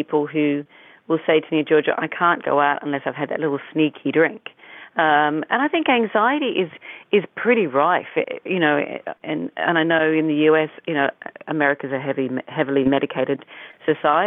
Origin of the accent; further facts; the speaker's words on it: Australia; also born or lived in United Kingdom; being an Australian